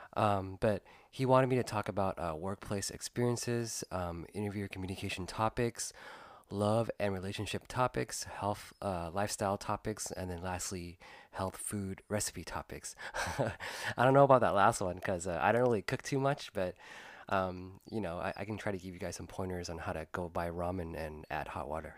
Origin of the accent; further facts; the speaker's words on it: United States; I was born and raised here in the United States